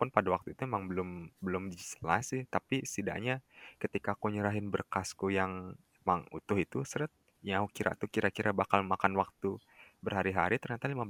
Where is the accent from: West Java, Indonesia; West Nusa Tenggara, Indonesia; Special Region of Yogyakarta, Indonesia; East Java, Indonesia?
West Nusa Tenggara, Indonesia; aku kan orang Lombok